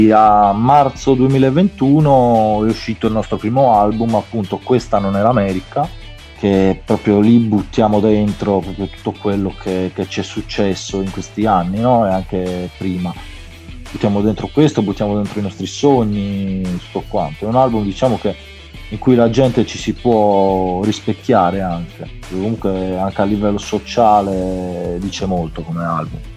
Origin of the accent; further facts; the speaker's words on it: Sardinia, Italy; io sono sardo, i ragazzi sono campani, quindi siamo lontani anche